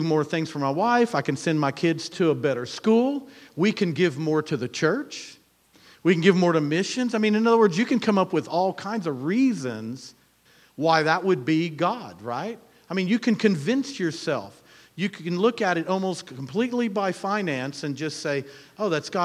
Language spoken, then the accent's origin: English; Louisiana, United States; we're from Louisiana